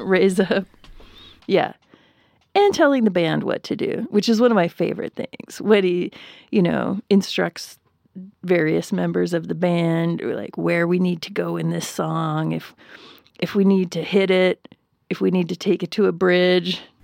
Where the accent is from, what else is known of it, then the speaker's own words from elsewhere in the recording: Upper Peninsula of Michigan, United States; where I grew up, we had one grocery store, and it was called Red Owl